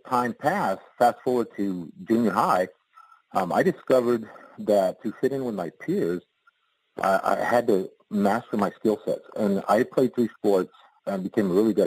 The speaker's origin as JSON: {"language": "English", "town": "Dimmitt", "region": "Texas", "country": "United States", "tie": "born or raised there", "moved": "yes", "said": "I was raised back in Texas, and it was in the North Panhandle, Dimmitt, Texas"}